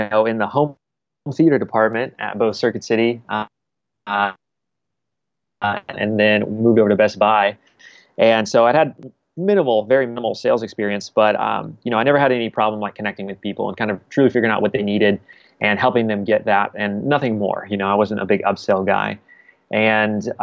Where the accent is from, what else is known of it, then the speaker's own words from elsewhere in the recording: Wichita, Kansas, United States; now in Kansas City, United States; I grew up in Wichita, Kansas